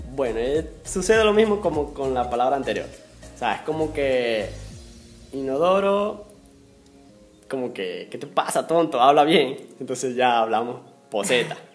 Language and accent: Spanish; Zulia, Venezuela; moved away as an adult; now in Peru; donde yo vengo, del estado Zulia